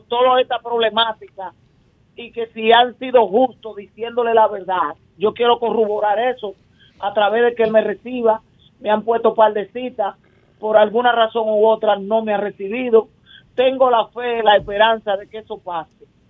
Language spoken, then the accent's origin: Spanish; Santo Domingo, Distrito Nacional, Dominican Republic; desde que yo crecí y nací en Guachupita